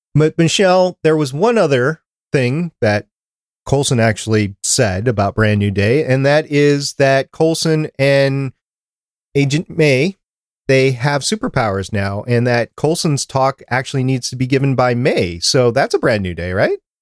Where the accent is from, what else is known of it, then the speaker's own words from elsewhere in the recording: Minnesota, United States; accent: slight Canadian; also born or lived in Brooklyn, New York; I don't have that accent because I was, grew up, I, from Minnesota